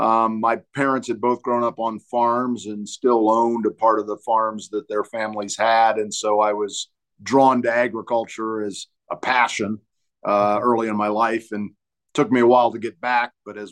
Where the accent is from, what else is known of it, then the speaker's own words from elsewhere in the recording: Champaign, Illinois, United States; now in Denver, United States; I grew up in Central Illinois, a town called Champaign.